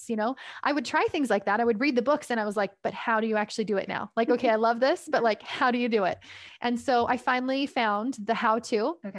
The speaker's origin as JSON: {"language": "English", "country": "Canada", "said": "I'm from Canada."}